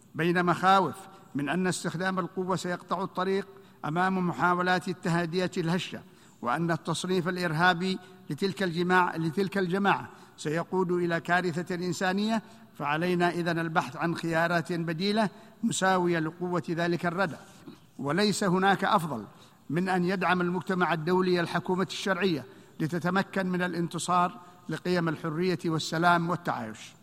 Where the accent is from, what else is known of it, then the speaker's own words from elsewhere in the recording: Yemen; شعبنا اليمني